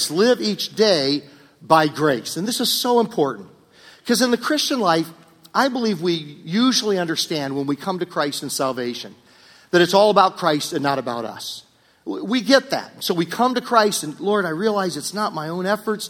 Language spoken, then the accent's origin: English; Virginia, United States; when I grew up in Virginia